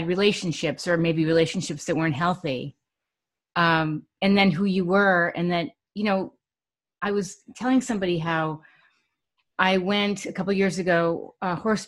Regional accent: New York, United States; now in California, United States; I grew up in New York

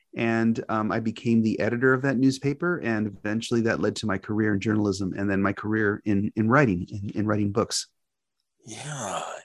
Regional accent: Los Angeles, California, United States; I grew up in various parts of Southern California, first and foremost in East Hollywood, which was where I was born

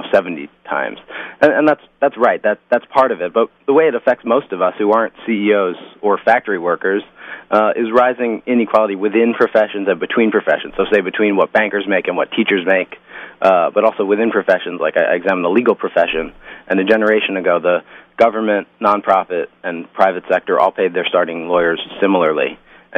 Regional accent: Long Island, New York, United States; now in Philadelphia, United States; I grew up in the New York area, specifically on Long Island

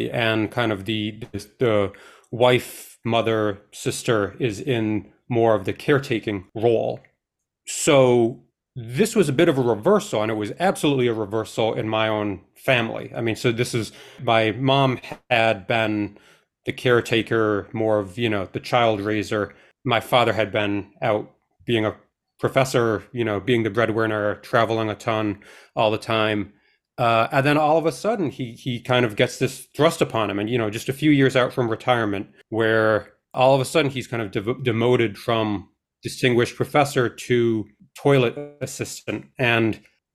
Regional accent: Long Island, New York, United States; We grew up mostly in Long Island, New York

